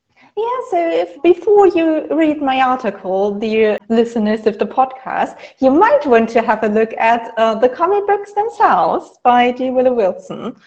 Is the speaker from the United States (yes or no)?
no; Germany; I'm from Germany